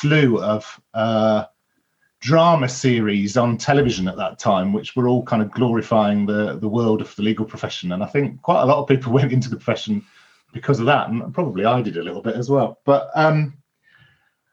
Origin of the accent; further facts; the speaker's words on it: Birmingham, West Midlands, United Kingdom; I'm originally from Birmingham